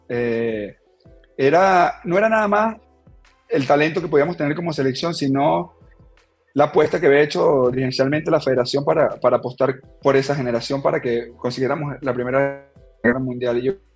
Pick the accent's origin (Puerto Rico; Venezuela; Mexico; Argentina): Venezuela; Turén, Portuguesa; moved away as an adult; now in Ecuador; En, mi pueblo, la verdad que siempre el fútbol ha sido, digamos, el deporte dominante